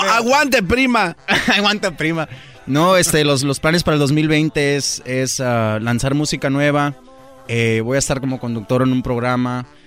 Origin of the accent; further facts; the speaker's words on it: Tucson, Arizona, United States; de allá de donde soy yo, Tucson, Arizona